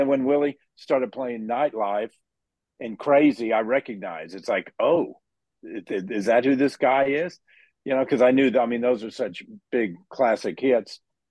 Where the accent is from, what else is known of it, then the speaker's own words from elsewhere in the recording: Dallas, Texas, United States; I grew up in Dallas